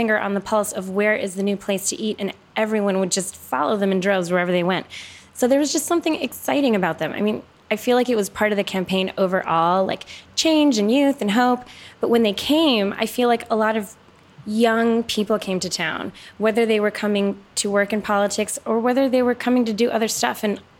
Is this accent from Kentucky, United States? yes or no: no; Chicago, Illinois, United States; now in Washington, D.C., United States; We are all Filipino.